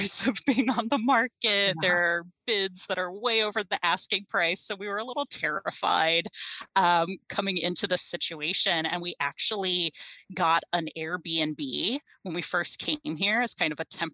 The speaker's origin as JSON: {"language": "English", "region": "South Carolina", "country": "United States", "also_born_or_lived": "Illinois", "moved": "yes", "lives_now": "Tacoma, United States", "said": "I am originally from South Carolina, so I am a long way from home, but I moved to Tacoma from Illinois"}